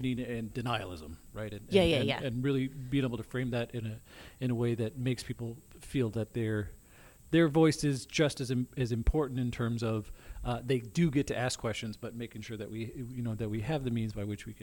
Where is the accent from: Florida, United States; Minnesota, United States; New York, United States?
Minnesota, United States; I grew up in Minnesota